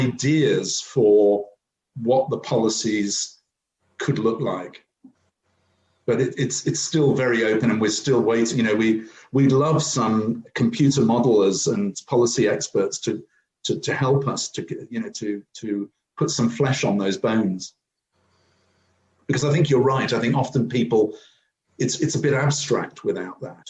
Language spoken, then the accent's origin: English; United Kingdom